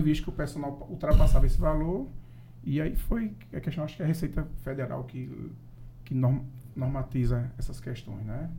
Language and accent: Portuguese; Paraíba, Brazil; Sou lá da Paraíba